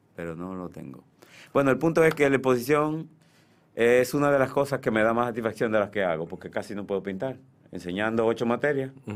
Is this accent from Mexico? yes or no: no; Santiago de los Caballeros, Santiago, Dominican Republic; now in Santo Domingo, Dominican Republic; Y yo vengo de Santiago, yo nací en noviembre del 54